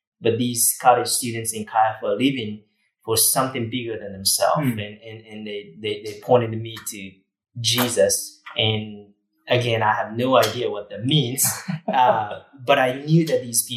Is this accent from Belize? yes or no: no; Japan; English is a second language; moved away as an adult; also born or lived in Huntsville, Texas; now in United States; born and raised in Japan, where, you know, Christianity is just not there. So I grew up in a small town in Japan, countryside, conservative culture